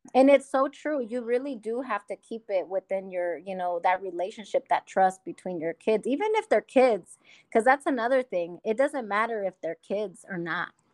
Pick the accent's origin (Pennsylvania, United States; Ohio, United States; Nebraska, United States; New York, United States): Nebraska, United States; Omaha; I was born and raised in Omaha